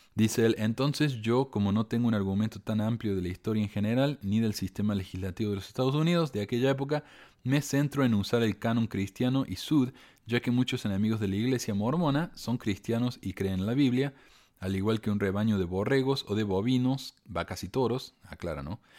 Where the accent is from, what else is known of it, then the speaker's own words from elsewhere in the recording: Córdoba, Argentina; Yo, yo soy de Argentina, ¿verdad? Cuando yo era chico, en la iglesia hacíamos viajes al templo una vez al año. Contratábamos un, autobús, un camión, y íbamos a la, al templo, nos llevaba 12 horas de viaje de Córdoba hasta Buenos Aires